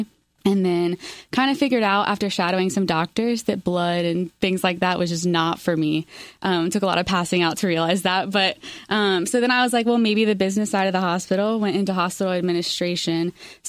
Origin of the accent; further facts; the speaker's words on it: Charlotte, North Carolina, United States; I grew up in Charlotte, lived in the same house my entire life.